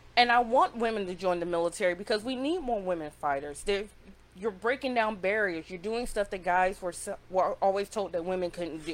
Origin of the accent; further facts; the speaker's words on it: Greenwood, South Carolina, United States; moved away as an adult; I'm from upstate South Carolina. Yeah. Okay. Shout out to Greenwood. Okay. Like that's my hometown